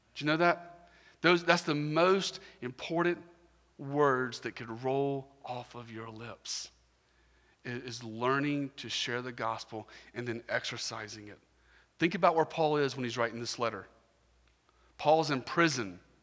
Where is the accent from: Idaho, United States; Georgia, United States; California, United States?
Georgia, United States; Augusta; I'm from Augusta, Georgia